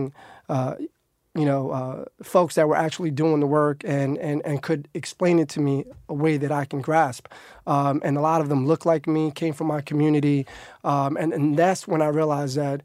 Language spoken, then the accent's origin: English; New York City, New York, United States; I grew up in Harlem, which is like 5 blocks from the Heights.